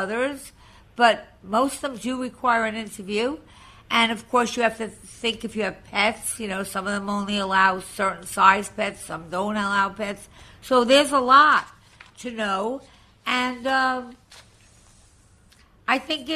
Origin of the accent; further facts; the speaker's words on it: Long Island, New York, United States; moved away as an adult; now in New York City, United States; I was from Long Island